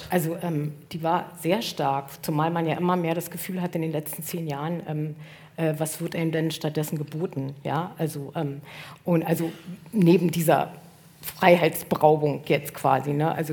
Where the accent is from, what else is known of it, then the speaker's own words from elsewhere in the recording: East Germany, Germany; ich kann als, als Ostdeutsche sagen